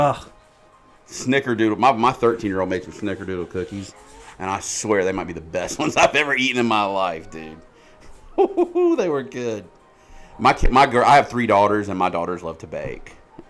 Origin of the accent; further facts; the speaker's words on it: the South, United States; You can tell I'm from the South.